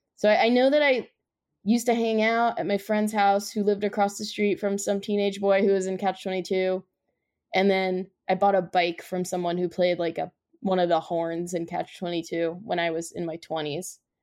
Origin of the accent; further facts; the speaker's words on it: New Jersey, United States; we're from New Jersey